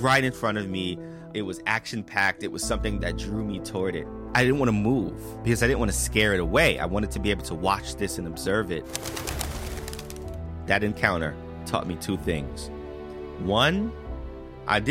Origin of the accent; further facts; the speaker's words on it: New York City, New York, United States; I grew up in the South Bronx in New York City